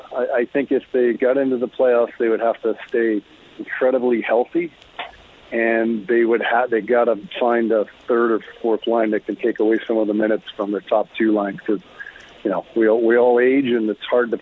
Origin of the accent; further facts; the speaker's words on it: Bow Island, Alberta, Canada; played all my minor hockey in the Bow Island area in the Spud League at the time